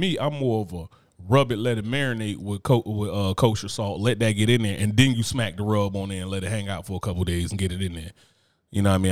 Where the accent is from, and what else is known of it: New Jersey, United States; moved away